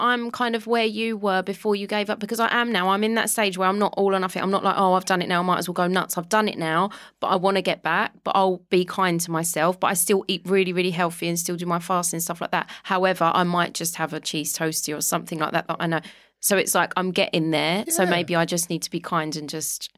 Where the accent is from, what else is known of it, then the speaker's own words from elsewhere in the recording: London, United Kingdom; moved away; I grew up in Walthamstow in London